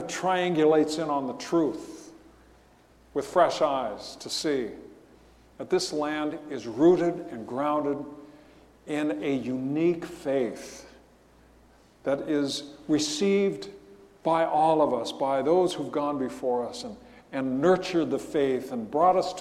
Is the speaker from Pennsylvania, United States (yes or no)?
no; Riverside, California, United States; When I was a kid growing up in Riverside